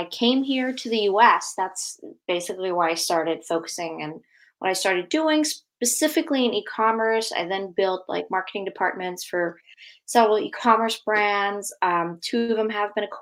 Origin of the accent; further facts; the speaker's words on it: Germany; moved away as an adult; now in United States; I'm actually born and raised in Germany